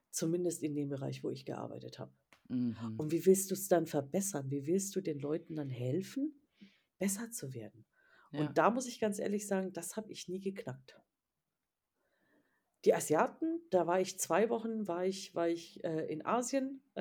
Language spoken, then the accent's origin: German; Bavaria, Germany; Ja, nee, also Bayern, ich komme ja aus Bayern